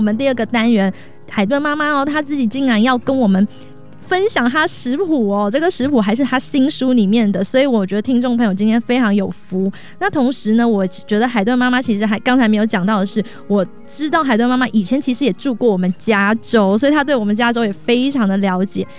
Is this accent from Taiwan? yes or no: yes; Taiwan; now in United States; 哇，这个是远嫁台湾哦，我是从台湾嫁来美国啦，所以我们两个是这样颠倒交换了。